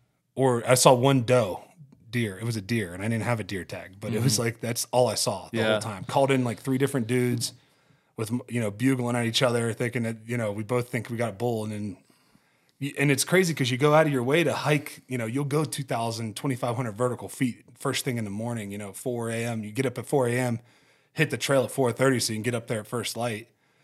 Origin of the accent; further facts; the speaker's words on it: Ohio, United States; I grew up in Ohio where we weren't even allowed to use rifles. You know, you can't hunt with a rifle there because they just don't, it's too flat.